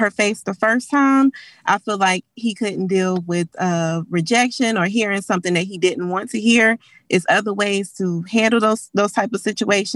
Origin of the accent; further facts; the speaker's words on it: Charlotte, North Carolina, United States; We're from the Charlotte area, Charlotte, North Carolina